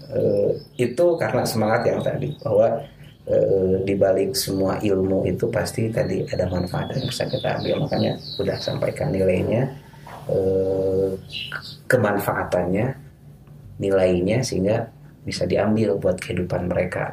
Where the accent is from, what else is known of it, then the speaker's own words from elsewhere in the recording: Bandung, West Java, Indonesia; moved away as an adult; also born or lived in Garut / Cairo; saya orang asli orang Bandung, orang tua di Bandung, tapi SD, SMP, apalagi SMP, SMA itu sudah masuk pesantren full 6 tahun itu di Garut